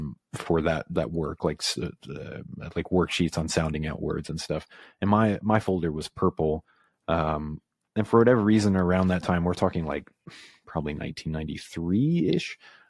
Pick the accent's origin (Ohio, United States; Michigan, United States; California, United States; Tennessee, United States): Tennessee, United States; Midtown; now in New York, United States; I grew up in East Tennessee in a little town called Midtown, which is in Roane County. It's like outside of Knoxville.